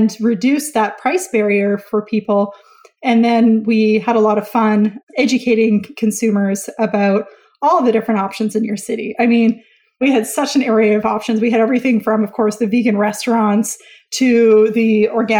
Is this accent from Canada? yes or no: yes; Vancouver, British Columbia, Canada; my hometown of Vancouver, BC, Canada